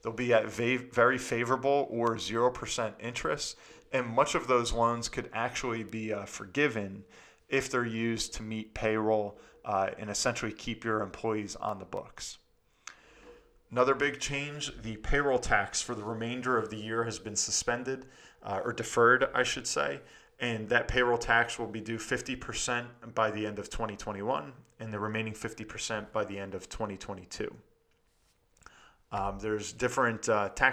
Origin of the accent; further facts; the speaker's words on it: New Jersey, United States; here in my home state in New Jersey